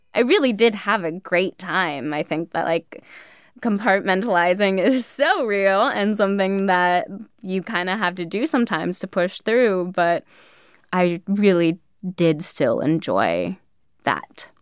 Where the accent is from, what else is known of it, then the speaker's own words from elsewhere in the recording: California, United States; also born or lived in New York; me from California, thinking of myself as like just your classic California girl, which I am